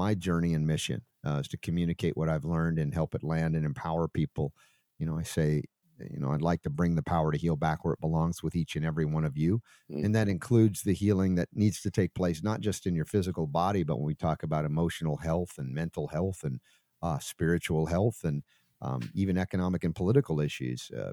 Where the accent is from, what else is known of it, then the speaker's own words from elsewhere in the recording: Atlanta, Georgia, United States; moved away as an adult; also born or lived in New York / Florida; I spent 30 years in Atlanta, Stone Mountain, Decatur. Before that, New York, and a little after that, Florida. So, but my most impressionable 30 years were in Atlanta